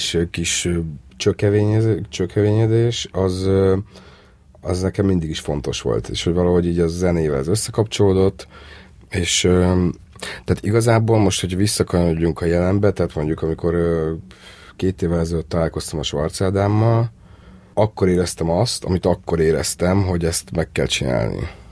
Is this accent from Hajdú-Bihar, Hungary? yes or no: no; Törökbálint, Pest, Hungary; én törökbánitoni laktam, feljöttem Budapestre